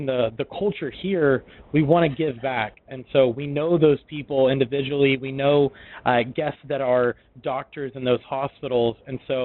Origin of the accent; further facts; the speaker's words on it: Memphis, Tennessee, United States; moved away as an adult; also born or lived in Italy / Washington / Philadelphia; now in Dallas, United States; I'm from Memphis, Tennessee.